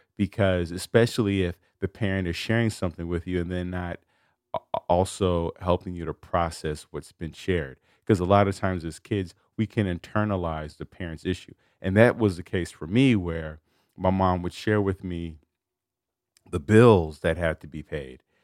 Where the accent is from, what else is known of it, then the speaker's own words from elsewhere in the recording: Chicago, Illinois, United States; I grew up in Chicago